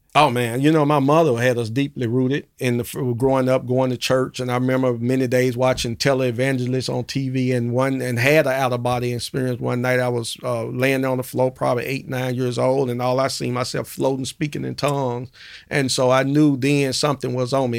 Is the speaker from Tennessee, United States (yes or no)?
yes; Memphis, Tennessee, United States; born and raised in Memphis and grew up in the Dixon Home projects, uh, projects over in North Memphis